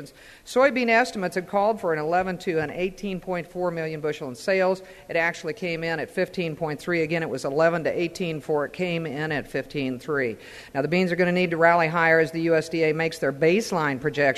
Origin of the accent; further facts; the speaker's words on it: Quincy, Illinois, United States; Quincy, Illinois, where I'm from